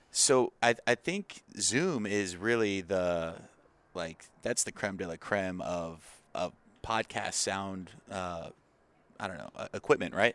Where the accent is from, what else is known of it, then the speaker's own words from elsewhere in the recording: Arizona, United States; born and raised in Arizona